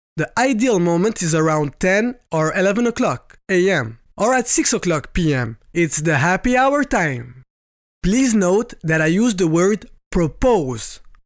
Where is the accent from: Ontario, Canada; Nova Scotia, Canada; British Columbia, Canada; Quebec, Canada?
Quebec, Canada; first language French; English is a second language; I'm from Quebec, Canada